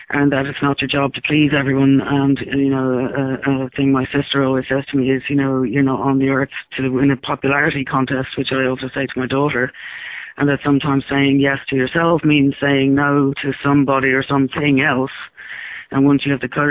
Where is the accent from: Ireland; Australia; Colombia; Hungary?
Ireland; the times that I grew up in Ireland